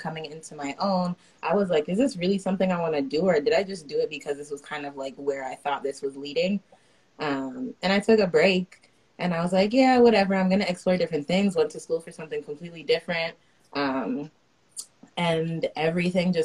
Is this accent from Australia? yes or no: no; Pickering, Ontario, Canada; I am based out of Pickering. That's where I grew up. This is my home